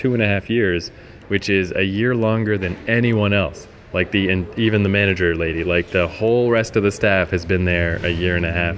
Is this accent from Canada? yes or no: yes; New Brunswick, Canada; moved away; also born or lived in Ontario / Vancouver